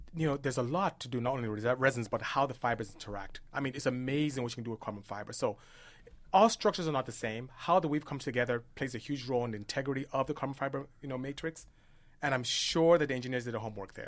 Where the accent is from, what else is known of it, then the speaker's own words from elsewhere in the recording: Nigeria; now in United States; my parents were very strict dis-, disciplinarians all about academia when we were growing up in Nigeria